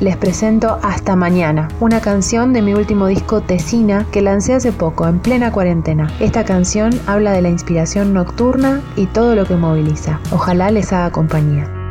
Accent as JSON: {"language": "Spanish", "town": "Lomas de Zamora", "region": "Buenos Aires Province", "country": "Argentina", "said": "de la ciudad de Lomas de Zamora, al sur del Gran Buenos Aires"}